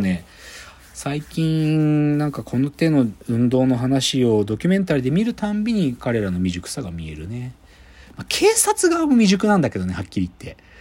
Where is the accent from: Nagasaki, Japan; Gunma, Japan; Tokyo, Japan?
Gunma, Japan; moved away; 出身群馬県に対してね、複雑な感情を持ってる